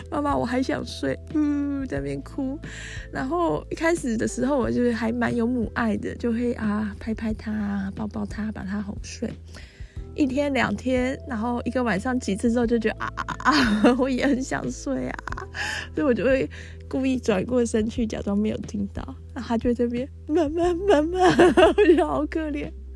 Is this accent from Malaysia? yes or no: no; Taiwan; 我就是台湾人